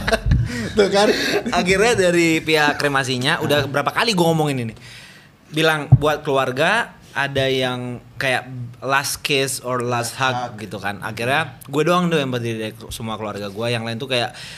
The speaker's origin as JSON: {"language": "Indonesian", "region": "Bali", "country": "Indonesia", "tie": "born or raised there", "said": "Dulu kan sebelum bokap meninggal itu kan gua gede di Bali"}